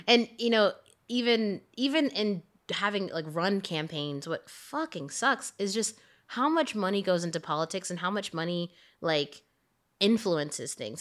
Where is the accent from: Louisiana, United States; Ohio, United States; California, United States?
Louisiana, United States; moved away; also born or lived in San Francisco; growing up in Louisiana